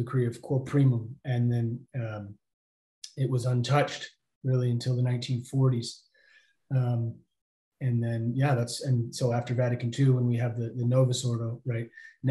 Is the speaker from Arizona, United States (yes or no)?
yes; Phoenix, Arizona, United States; moved away as an adult; now in Colorado Springs, United States; I grew up in Phoenix, one of 11.